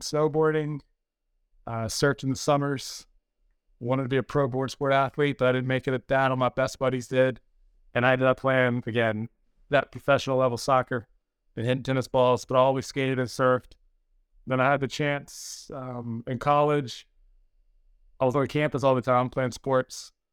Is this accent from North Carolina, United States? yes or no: yes; North Carolina, United States; I'm originally from North Carolina